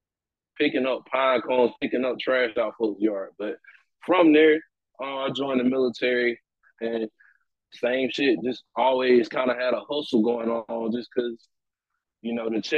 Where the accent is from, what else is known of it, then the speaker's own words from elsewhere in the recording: Perry, Georgia, United States; I'm from a small little country town in Georgia called Perry